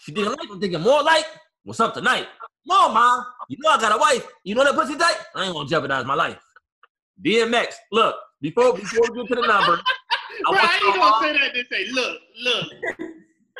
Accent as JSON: {"language": "English", "region": "Virginia", "country": "United States", "said": "I'm from Virginia"}